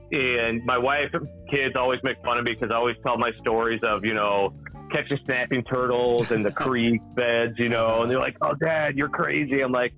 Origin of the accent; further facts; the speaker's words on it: San Francisco, California, United States; born there; also born or lived in Virginia; So I'm actually originally, I was born in San Francisco, California.